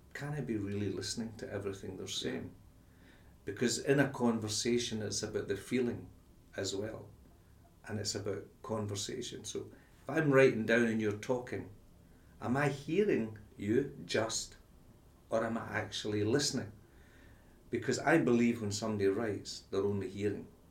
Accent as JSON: {"language": "English", "town": "Glasgow", "region": "Scotland", "country": "United Kingdom", "said": "I came from Glasgow, it was Rangers Celtic"}